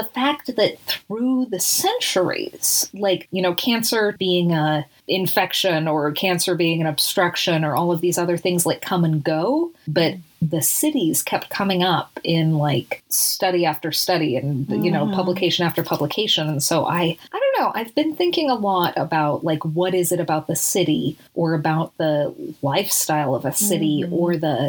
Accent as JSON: {"language": "English", "town": "Salt Lake City", "region": "Utah", "country": "United States", "tie": "born or raised there", "said": "where I grew up in Salt Lake City"}